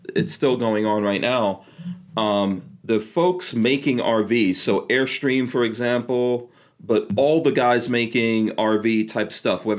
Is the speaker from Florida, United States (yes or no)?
no; New York City, New York, United States; moved away; if you grew up in the city like I did growing up in New York City